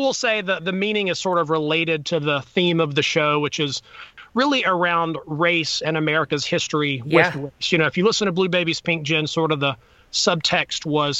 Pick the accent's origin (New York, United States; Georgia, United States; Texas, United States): Texas, United States; Azle; now in Atlanta, United States; I grew up in Azle, Texas, outside Fort Worth.